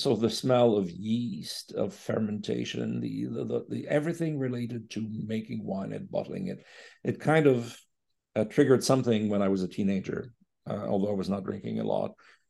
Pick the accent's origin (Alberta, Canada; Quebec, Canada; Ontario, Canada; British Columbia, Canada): Quebec, Canada; accent: Quebecer; I think he fell in love with my Quebecer accent.